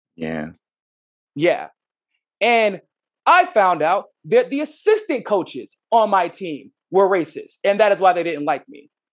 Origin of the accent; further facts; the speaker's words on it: United States; as an American, uh, with my own unique experiences